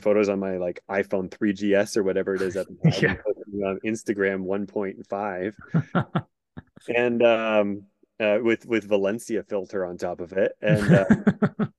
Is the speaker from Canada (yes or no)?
yes; Sudbury, Ontario, Canada; moved away as an adult; my hometown of Sudbury, Ontario, Canada, north of Toronto